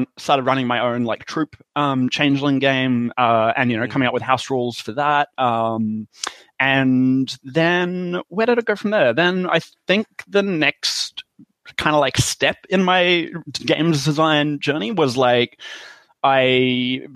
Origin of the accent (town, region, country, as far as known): Australia; accent: Australian